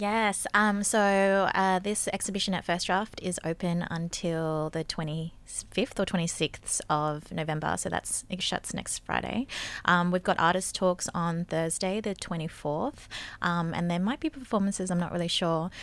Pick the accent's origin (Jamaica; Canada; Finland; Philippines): Philippines; we're both Filipina